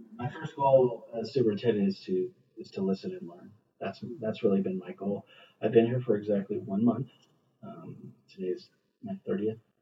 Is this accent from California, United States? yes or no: yes; Hacienda Heights, California, United States; moved away as an adult; also born or lived in Ventura County / Lancaster; I grew up in Hacienda Heights, which is in the San Gabriel Valley on the east side of Los Angeles.